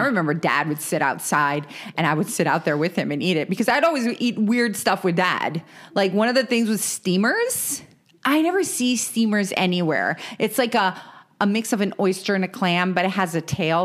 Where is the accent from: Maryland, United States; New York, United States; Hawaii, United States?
Maryland, United States; moved away; we're from Maryland originally